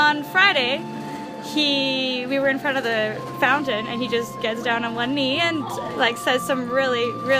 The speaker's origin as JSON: {"language": "English", "country": "Mexico", "said": "I'm from Mexico, and so I come to Las Vegas and I meet this guy."}